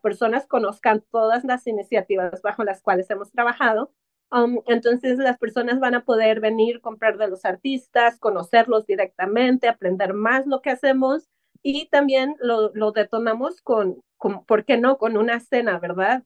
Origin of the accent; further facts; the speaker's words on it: Mexico; also born or lived in Detroit / Oaxaca; cómo nos revaloramos como mexicanos